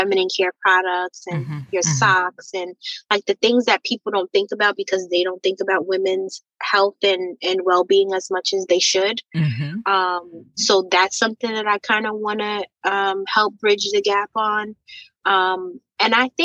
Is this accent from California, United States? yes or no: no; White Plains, New York, United States; I grew up in Westchester, White Plains, New York, 914 in particular